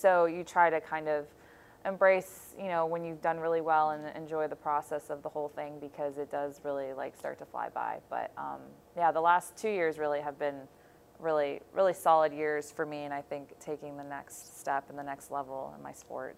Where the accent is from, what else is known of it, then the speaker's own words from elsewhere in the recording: Buffalo, New York, United States; born there; I mean, I was born here, and now that we're back here, I usually just say it's my hometown